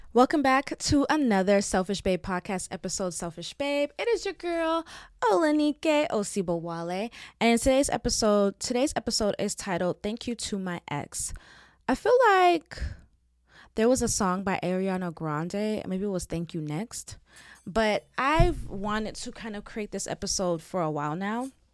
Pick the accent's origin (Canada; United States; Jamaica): Jamaica; I'm Jamaican